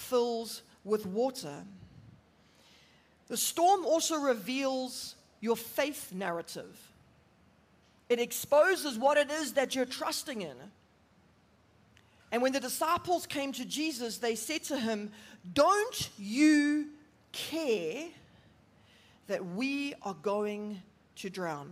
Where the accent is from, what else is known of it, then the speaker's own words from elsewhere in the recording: Durban, KwaZulu-Natal, South Africa; moved away as an adult; now in Johannesburg, South Africa; I'm originally from Durban, and we moved up to Joburg about 5 years ago